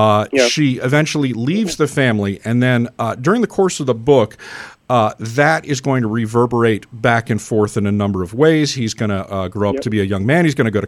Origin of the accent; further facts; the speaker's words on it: United Kingdom; now in United States; I grew up in Britain